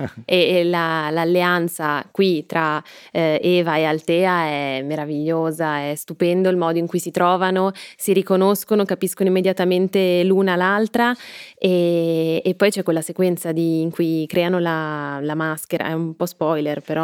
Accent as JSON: {"language": "Italian", "town": "Milan", "region": "Lombardy", "country": "Italy", "said": "io sono milanese, si sente"}